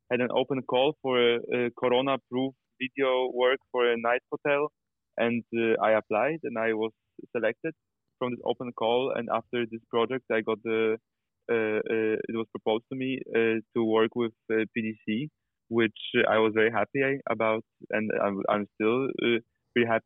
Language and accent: English; Poland; moved away as an adult; also born or lived in Amsterdam; I grew up in Poland. I was born in Poland, grew up in Poland, uh, and then I studied directing in Amsterdam.